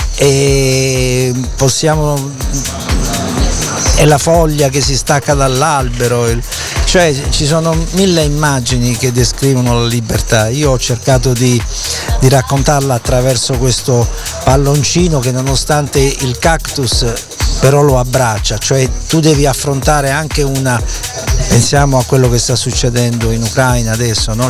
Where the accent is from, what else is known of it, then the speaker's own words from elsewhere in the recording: Taranto, Apulia, Italy; Taranto, la mia città, e, essendo io salentino